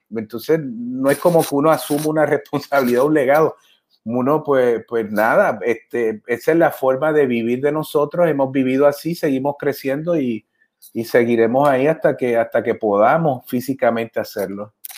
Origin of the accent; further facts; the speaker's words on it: Adjuntas, Puerto Rico; yo crecí en Anjuntas con mis papás